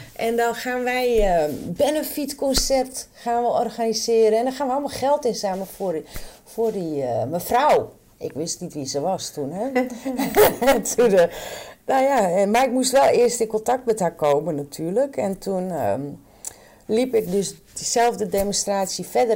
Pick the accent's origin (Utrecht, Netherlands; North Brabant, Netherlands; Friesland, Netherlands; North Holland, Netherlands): Friesland, Netherlands; moved away; also born or lived in Randstad; ik ben opgegroeid in Friesland